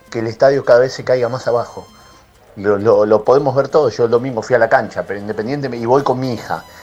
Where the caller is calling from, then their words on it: Belgrano, Buenos Aires, Argentina; soy … de Belgrano.